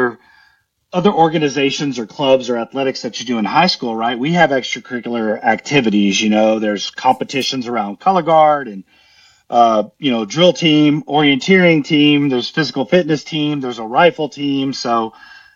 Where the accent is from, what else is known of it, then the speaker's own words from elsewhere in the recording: San Antonio, Texas, United States; growing up in San Antonio